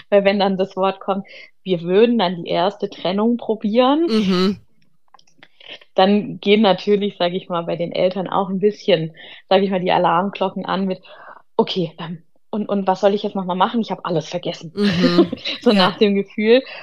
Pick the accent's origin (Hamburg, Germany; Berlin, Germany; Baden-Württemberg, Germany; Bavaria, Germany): Baden-Württemberg, Germany; Ludwigsburg; ich komme aus Ludwigsburg, das ist in der Nähe bei Stuttgart